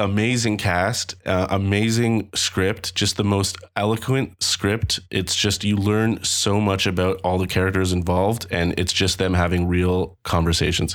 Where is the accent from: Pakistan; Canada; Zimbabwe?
Canada; Toronto, Ontario; I'm from Toronto